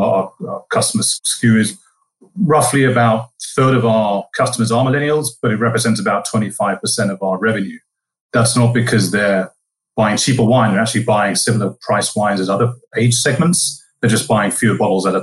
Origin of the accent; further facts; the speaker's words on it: England, United Kingdom; moved away as an adult; also born or lived in London; now in United States; from the UK, as you can probably tell from my accent